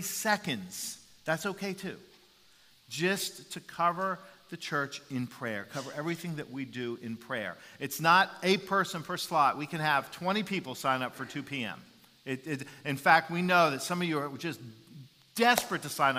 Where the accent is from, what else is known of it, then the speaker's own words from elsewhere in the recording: Jacksonville, Florida, United States; playing Pop Warner football in Jacksonville, Florida